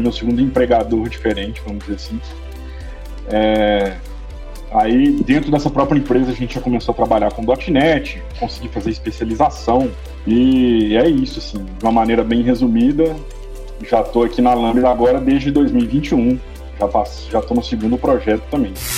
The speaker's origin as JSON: {"language": "Portuguese", "region": "interior of Minas Gerais", "country": "Brazil", "moved": "yes", "lives_now": "Belo Horizonte, Brazil", "said": "apesar de morar em Belo Horizonte, eu sou do interior de Minas"}